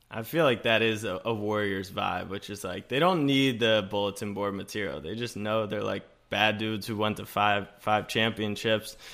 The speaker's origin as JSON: {"language": "English", "region": "Maryland", "country": "United States", "tie": "born or raised there", "said": "I'm from Maryland and went to McDonough, and I played against Phil"}